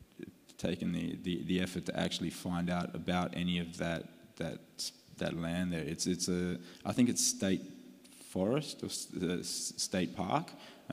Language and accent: English; Perth, Western Australia, Australia; also born or lived in Canberra, Australia; When I was a kid, I moved over from Canberra and got to Perth. I was about 10.